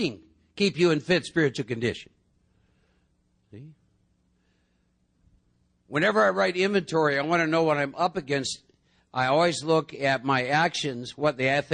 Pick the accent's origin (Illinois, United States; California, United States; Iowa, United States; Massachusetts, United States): Iowa, United States; I was born and raised in Iowa.